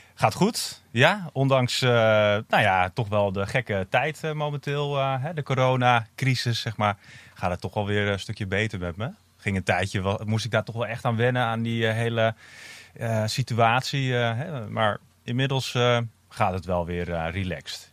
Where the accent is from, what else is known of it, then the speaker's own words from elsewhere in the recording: Amsterdam, North Holland, Netherlands; ik, ik ben dus uh, opgegroeid in Amsterdam ook. mijn ouders kwamen naar Amsterdam toen ik vier was.